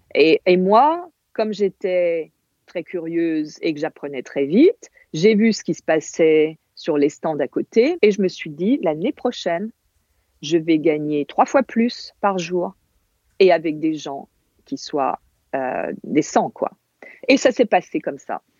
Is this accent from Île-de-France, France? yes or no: no; Corsica, France; first language Corsican; French is a second language; moved away; j'étais en Corse et je parlais pas français, je parlais corse avec mes grands-parents.